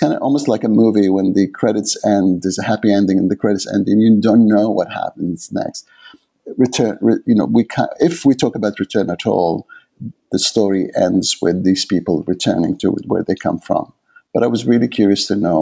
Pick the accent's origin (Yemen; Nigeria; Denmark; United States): Yemen; Aden; first language Arabic; English is a second language; moved away as an adult; also born or lived in England; now in Canada; Yemen, where I was born in Aden